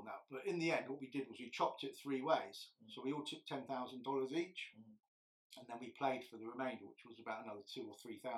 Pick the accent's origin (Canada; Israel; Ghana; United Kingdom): United Kingdom; England; I'm English